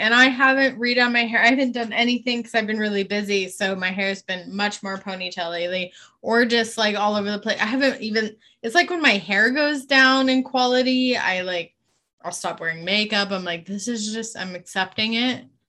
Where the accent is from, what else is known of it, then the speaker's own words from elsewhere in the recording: West Coast, United States; now in Spokane, United States; I'm from the West Coast originally, where that water just seeps into your pores on the daily. And then I moved to Spokane and it's dry AF.